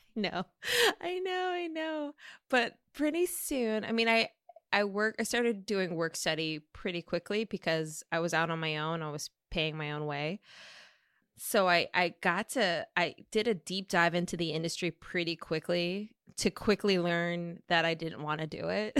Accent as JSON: {"language": "English", "region": "Minnesota", "country": "United States", "tie": "born or raised there", "also_born_or_lived": "California", "moved": "as an adult", "said": "I grew up in Minnesota with refugee parents from Laos"}